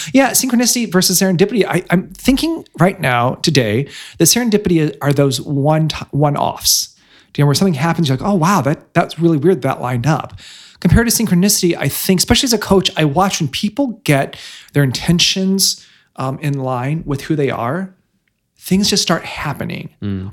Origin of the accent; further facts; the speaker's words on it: Bloomington, Illinois, United States; moved away as an adult; also born or lived in Pekin, Illinois / London; now in Chicago, United States; i was born pekin and then i grew up in bloomington Bloomington, Bloomington Normal, Illinois